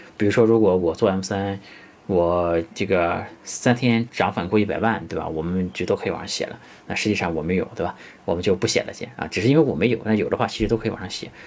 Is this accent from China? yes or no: yes; China; 其实 KOL 这个词是我们中国人发明的一个词